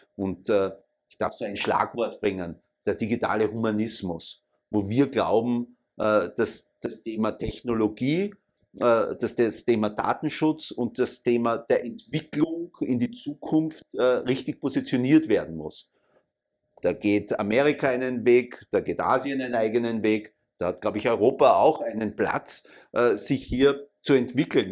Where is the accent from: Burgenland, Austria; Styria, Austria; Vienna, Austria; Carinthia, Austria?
Vienna, Austria; ich bin in Wien geboren, äh, Jahrgang 64 war eigentlich immer in Wien aktiv und äh, habe meine ganze Schulzeit äh, und Universitätszeit in Wien abgearbeitet